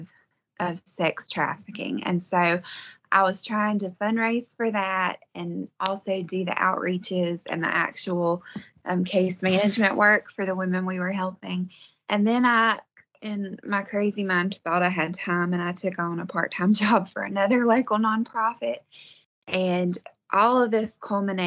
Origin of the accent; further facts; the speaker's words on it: Western North Carolina, United States; I am from Western North Carolina, and we live on a 3-acre homestead